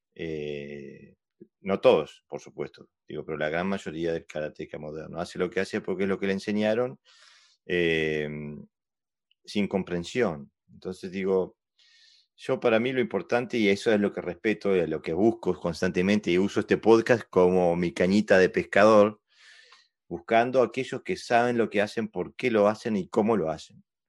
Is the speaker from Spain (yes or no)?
no; Uruguay; also born or lived in Sweden / Argentina; now in Denmark; soy uruguayo, pero hace mucho, mucho, mucho tiempo que estoy en Escandinavia